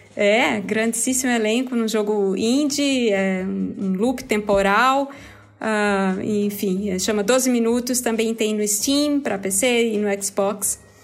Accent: Recife, Pernambuco, Brazil; eu sou recifense

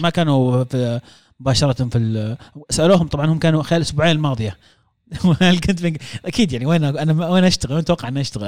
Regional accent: Saudi Arabia; كسعوديين احنا

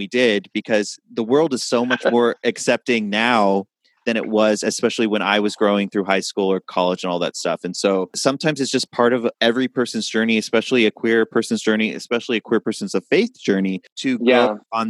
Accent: Washington, United States; moved away as an adult; also born or lived in New York City; I uprooted from my home state in Washington State and went to New York City

